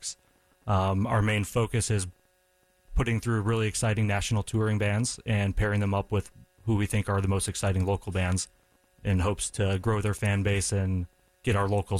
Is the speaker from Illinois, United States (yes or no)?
yes; Chicago, Illinois, United States; moved away as an adult; also born or lived in San Diego; now in Raleigh, United States; I'm originally from Chicago, actually. I left Chicago for college in San Diego and lived out there for 10 years before moving to Raleigh